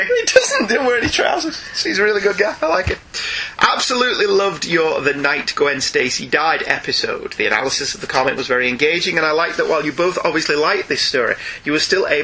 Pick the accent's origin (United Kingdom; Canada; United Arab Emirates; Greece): United Kingdom; We're British.